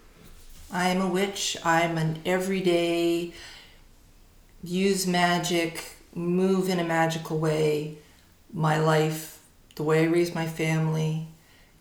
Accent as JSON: {"language": "English", "town": "Surrey", "region": "British Columbia", "country": "Canada", "tie": "born or raised there", "moved": "yes", "lives_now": "Victoria, Canada", "said": "I grew up in Surrey, so I grew up in a very urban."}